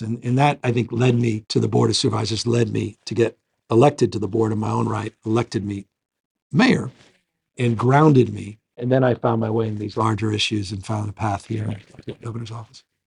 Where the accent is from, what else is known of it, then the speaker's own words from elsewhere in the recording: San Francisco, California, United States; born and raised in San Francisco.